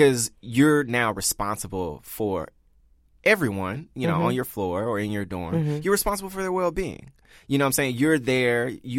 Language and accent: English; the South, United States; Not just open to, like, oh, I'm going to get to know people from New York and I'm from the South, you know.